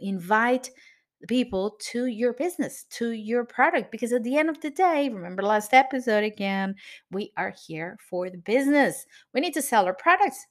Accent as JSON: {"language": "English", "country": "Venezuela", "moved": "yes", "lives_now": "Cascais, Portugal", "said": "I am from Venezuela, but I live in Portugal."}